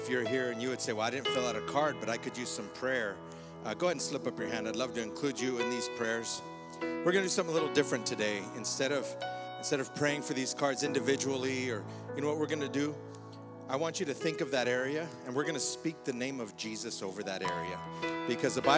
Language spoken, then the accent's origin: English; Fort Lupton, Colorado, United States; we grew up together in Fort Lupton